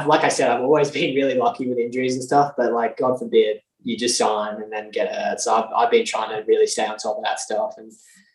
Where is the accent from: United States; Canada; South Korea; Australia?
Australia; Alice Springs, Northern Territory; moved away; also born or lived in Toowoomba, Queensland; I actually grew up in Alice Springs.